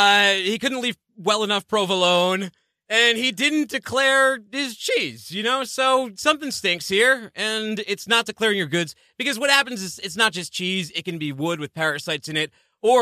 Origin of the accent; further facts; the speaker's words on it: Northeast, United States; I mean, I come from the Northeast.